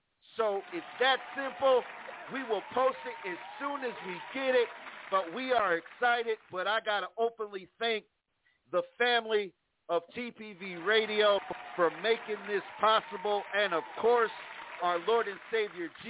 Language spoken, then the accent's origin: English; Plainfield, New Jersey, United States; moved away as an adult; now in Texas, United States; my hometown, Plainfield, New Jersey, I'm going home, y'all, and I'm excited just to go back home. Just saying, it's been years. I left home when I was 20